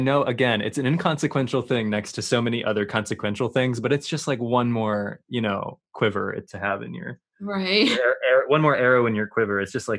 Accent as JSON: {"language": "English", "country": "United States", "said": "it is very strange time to be from here."}